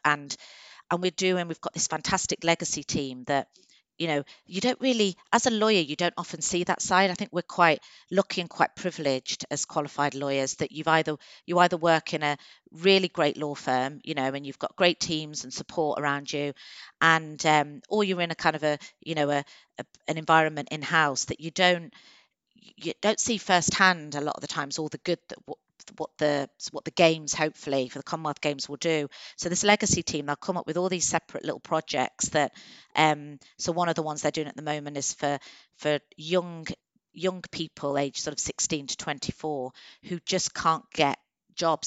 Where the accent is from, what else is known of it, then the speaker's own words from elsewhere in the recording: Coventry, West Midlands, United Kingdom; moved away as an adult; also born or lived in Birmingham / London / Manchester; now in Warwickshire, United Kingdom; I'm from Coventry originally